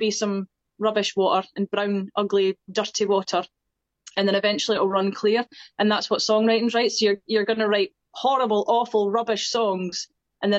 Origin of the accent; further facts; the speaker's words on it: Scotland, United Kingdom; accent: Scottish; I used to sing in my accent when I was wee